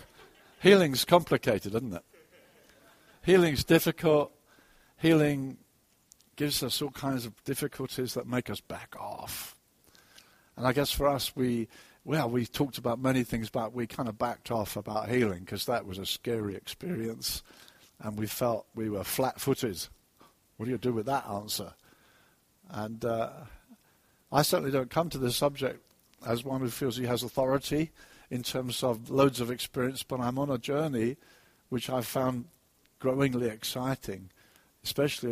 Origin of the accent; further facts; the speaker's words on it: Brighton, South East England, United Kingdom; I was on the seafront in Brighton, my hometown